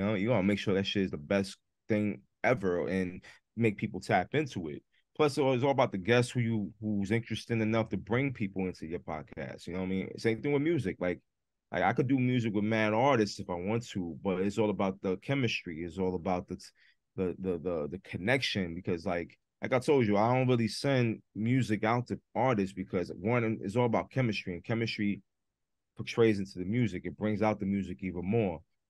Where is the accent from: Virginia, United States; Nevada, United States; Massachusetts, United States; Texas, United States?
Massachusetts, United States; Yeah, I came from Mass.